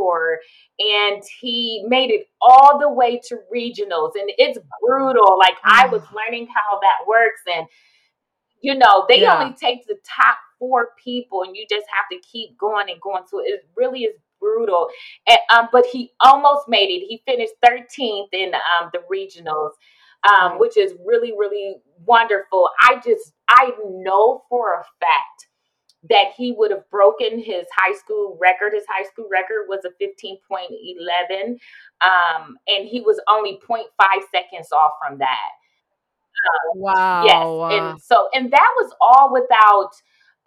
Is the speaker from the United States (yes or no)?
yes; Columbus, Ohio, United States; moved away; We're originally from Columbus, Ohio